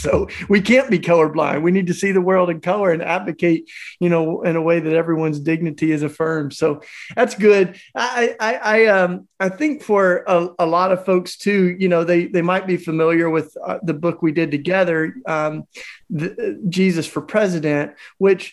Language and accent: English; Tennessee, United States; growing up in Tennessee